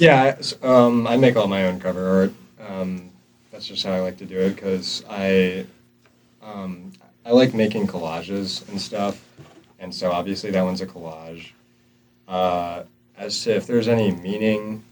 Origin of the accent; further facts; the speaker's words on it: upstate New York, United States; now in North Carolina, United States; I'm from New York, and it used to just be snowy all the time over there, upstate New York